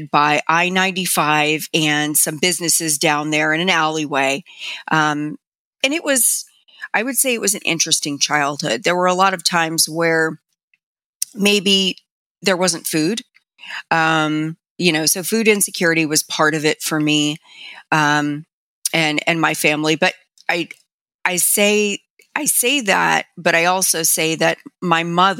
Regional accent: Miami, Florida, United States; I grew up in Miami

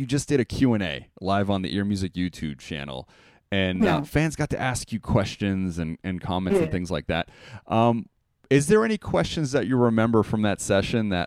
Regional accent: Montenegro; now I'm from Montenegro, so my Christmas is Orthodox

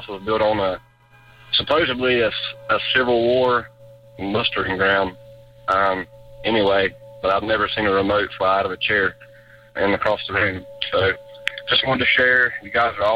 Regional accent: North Carolina, United States; I'm from North Carolina

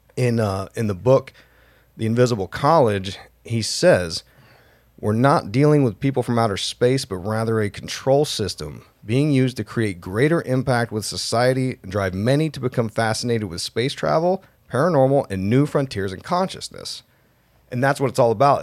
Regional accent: Utah, United States; we're from Utah, so it's like, you know, hundred degrees every day, drought, dry as hell

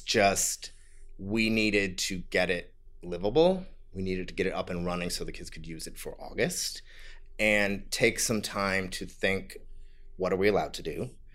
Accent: Ohio, United States; moved away; also born or lived in San Francisco; I'm from the Midwest. I'm from Ohio.

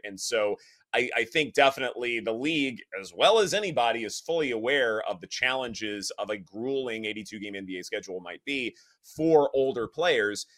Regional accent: the South, United States; I'm from the South

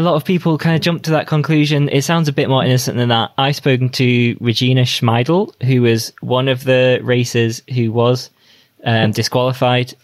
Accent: United Kingdom; as a British rider

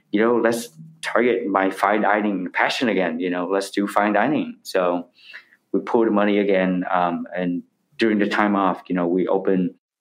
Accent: the North, Northern Vietnam, Vietnam; now in United States; I'm from the North, my family from the North.

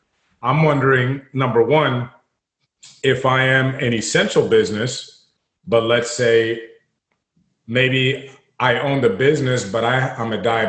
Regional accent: Washington, District of Columbia, United States; I grew up in Washington, D.C. is where I'm born and from.

